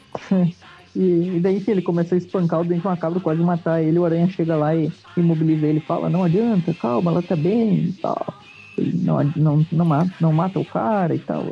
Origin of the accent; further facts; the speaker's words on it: Rio Grande do Sul, Brazil; eu sou do Rio Grande do Sul. Por isso que A gente usa tri como gíria aqui